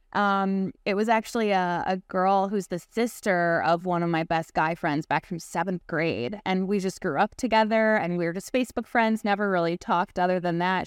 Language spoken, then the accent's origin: English; Chicago, Illinois, United States; born or raised there